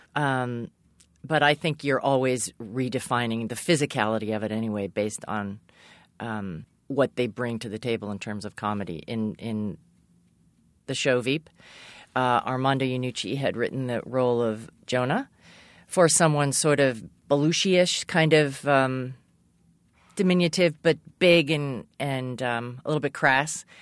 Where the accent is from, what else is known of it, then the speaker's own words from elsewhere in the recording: Massachusetts, United States; I grew up in Massachusetts.